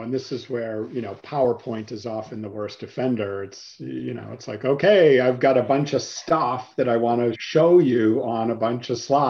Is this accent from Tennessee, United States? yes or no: no; Worcester, Massachusetts, United States; my hometown of Worcester, Massachusetts.